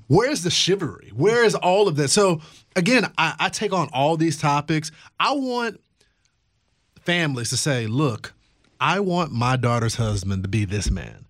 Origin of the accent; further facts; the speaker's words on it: Texas, United States; my home state of Texas